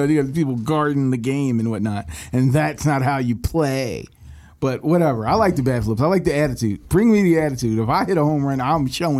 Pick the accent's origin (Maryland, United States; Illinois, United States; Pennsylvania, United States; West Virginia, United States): Pennsylvania, United States; Philadelphia; we're from Philly.